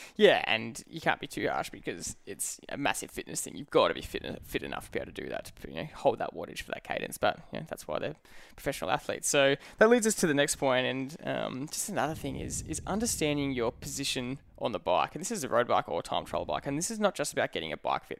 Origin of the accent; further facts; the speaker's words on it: the Dandenongs, Victoria, Australia; we grew up in the in the Dandenongs in the hills